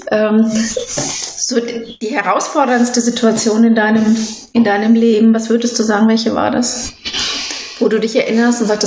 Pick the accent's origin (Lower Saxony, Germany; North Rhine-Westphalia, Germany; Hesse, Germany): North Rhine-Westphalia, Germany; Ruhr area; ich bin im Ruhrgebiet aufgewachsen